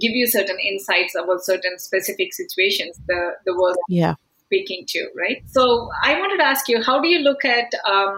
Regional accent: India; now in Canada; I'm from India.

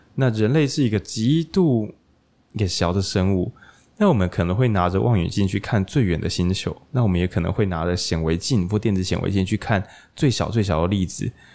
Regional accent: Taiwan; moved away; 我其实会有老家，然后在往台中其实的路上，就刚好经过那座我以前去上国中，一定会经过了一座小桥

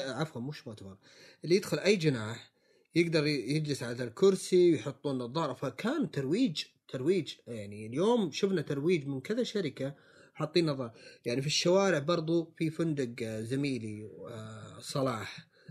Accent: Saudi Arabia; عندنا في السعودية

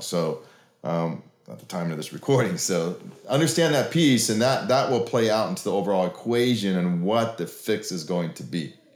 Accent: Oregon, United States; now in Oklahoma, United States; I grew up in Oregon

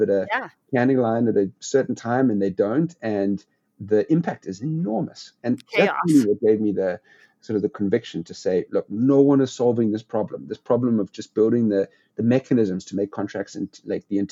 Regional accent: South Africa; moved away as an adult; I grew up in South Africa, went to university in South Africa

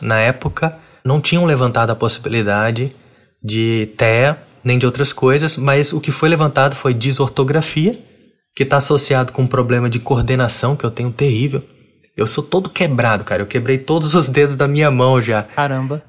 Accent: Brasília, Federal District, Brazil; eu tenho 32 anos e cresci em Brasília

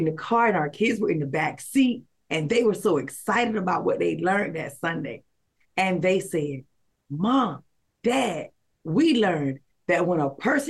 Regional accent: the South, United States; I'm from the South

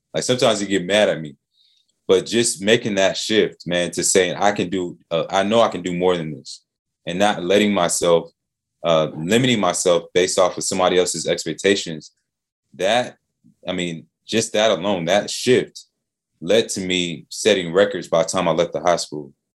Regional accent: Atlanta, Georgia, United States; Hometown kid, man. Born and raised in Atlanta

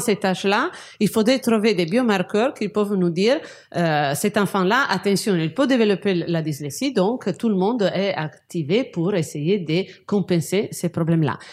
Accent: Genoa, Liguria, Italy; moved away; je suis de Gênes

